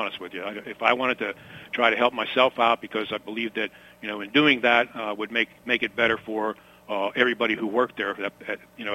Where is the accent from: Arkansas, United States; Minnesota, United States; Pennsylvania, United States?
Pennsylvania, United States; Baldwin; I grew up in the South Hills of Pittsburgh in Baldwin Borough.